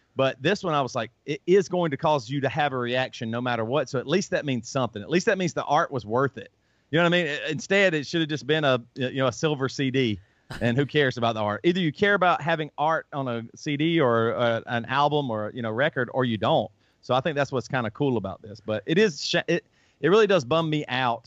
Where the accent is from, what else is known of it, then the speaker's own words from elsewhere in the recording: the South, United States; accent: southern; I grew up in the South